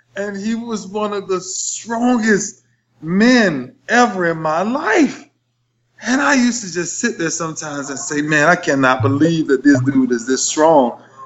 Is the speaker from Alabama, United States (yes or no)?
no; Lakeland, Florida, United States; my hometown in Lakeland